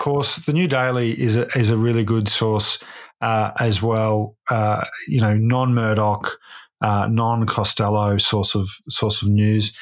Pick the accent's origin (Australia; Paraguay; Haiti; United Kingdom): Australia; Ballarat, Victoria; my hometown of Ballarat